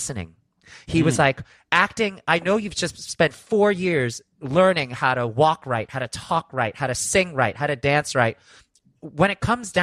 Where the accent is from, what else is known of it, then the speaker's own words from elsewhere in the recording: New York City, New York, United States; I'm from Brooklyn